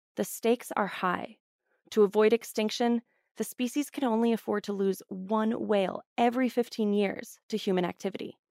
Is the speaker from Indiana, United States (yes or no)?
no; Houston, Texas, United States; I'm from Houston, Texas. I grew up in Houston.